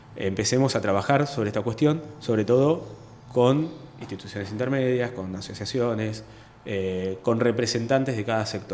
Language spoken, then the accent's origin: Spanish; Chacabuco, Buenos Aires Province, Argentina; also born or lived in La Plata / Banfield / Adrogué / Burzaco; yo nací, fui criado acá en Chacabuco, después fui a estudiar a La Plata